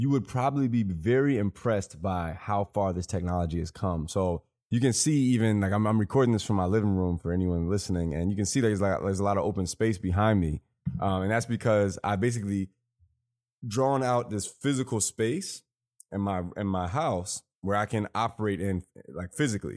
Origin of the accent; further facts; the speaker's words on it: Chicago, Illinois, United States; growing up in Chicago